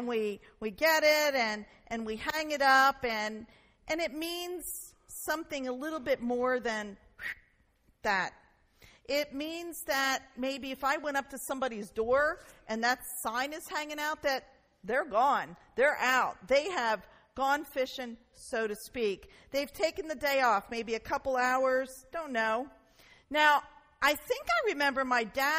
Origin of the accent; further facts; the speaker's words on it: Newark, United States; we grew up in Newark in a neighborhood called Nottingham Green